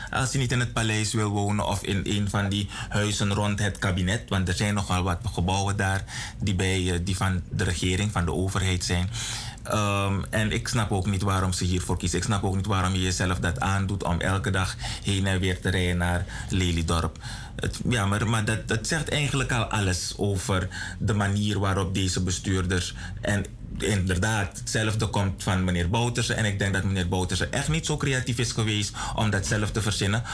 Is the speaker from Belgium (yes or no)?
no; Suriname; als Nederlands sprekend land? op het Zuid-Amerikaans continent